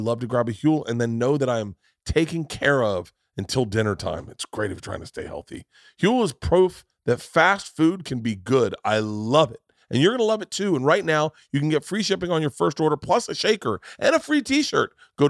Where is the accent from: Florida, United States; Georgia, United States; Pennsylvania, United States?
Florida, United States; but I grew up in Florida